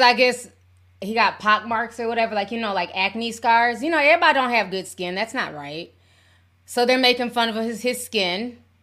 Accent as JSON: {"language": "English", "region": "Midwest", "country": "United States", "said": "I'm from the Midwest."}